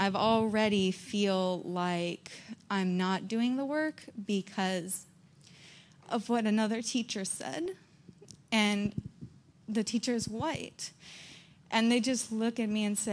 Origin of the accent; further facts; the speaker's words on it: Florida, United States; I'm from Florida